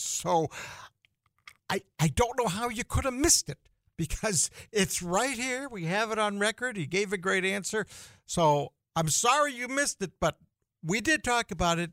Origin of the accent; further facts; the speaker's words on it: Boston, Massachusetts, United States; moved away as an adult; now in North Dakota, United States; I grew up in the Boston area